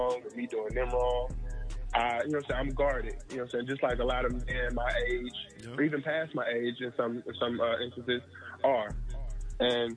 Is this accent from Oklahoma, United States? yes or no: no; Ellenwood, Georgia, United States; I am from Ellenwood, Georgia. You know what I'm saying? Clayton County.